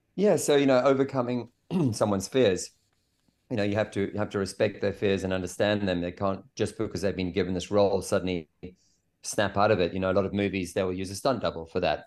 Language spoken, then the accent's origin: English; South Africa; I grew up in South Africa in a s, a small surf town